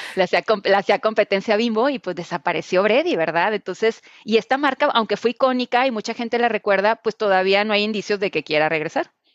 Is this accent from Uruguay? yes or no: no; Reynosa, Tamaulipas, Mexico; yo soy de Reynosa